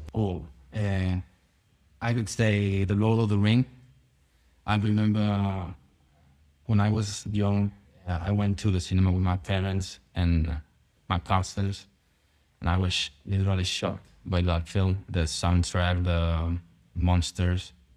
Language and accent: English; near Madrid, Community of Madrid, Spain; English is a second language; My hometown is, uh, very small, but, uh, we are very close to Madrid